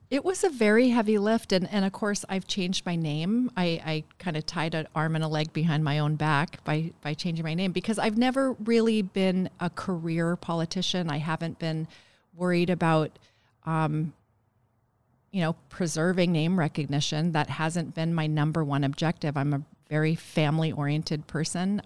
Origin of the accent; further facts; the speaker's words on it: Bethel, Alaska, United States; I am from Bethel. Yes, I'm from the Cusco-Quim River